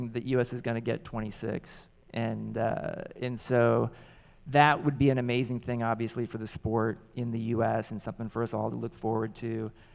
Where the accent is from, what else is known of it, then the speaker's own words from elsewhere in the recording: United States; I actually feel really proud as an American